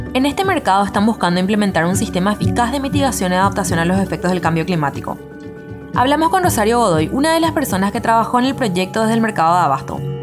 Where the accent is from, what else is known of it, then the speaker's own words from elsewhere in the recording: Paraguay; En Paraguay generamos por persona